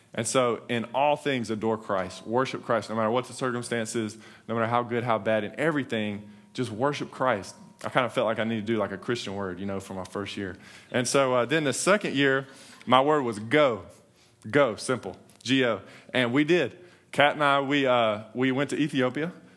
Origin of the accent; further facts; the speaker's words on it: North Carolina, United States; moved away as an adult; now in Texas, United States; we're, we're from North Carolina